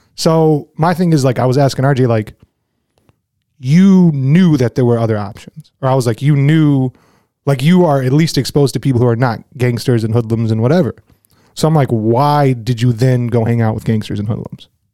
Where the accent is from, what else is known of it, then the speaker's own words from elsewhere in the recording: Flint, Michigan, United States; growing up in Flint